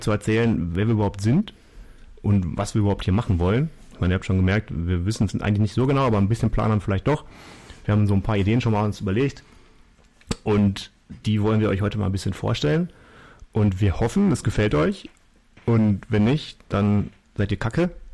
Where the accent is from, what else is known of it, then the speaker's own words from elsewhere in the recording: Germany; als Deutscher